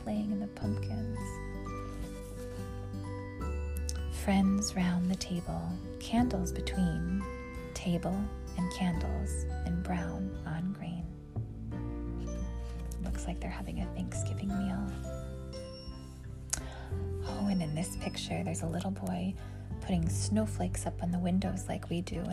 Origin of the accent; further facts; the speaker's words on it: West Texas, United States; moved away; I grew up in West Texas